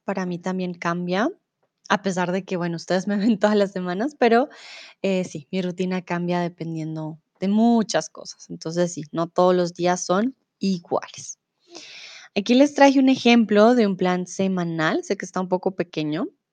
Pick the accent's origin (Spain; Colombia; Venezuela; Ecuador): Colombia; now in Germany; soy de Colombia, comúnmente vivo en Alemania y ahora estoy en México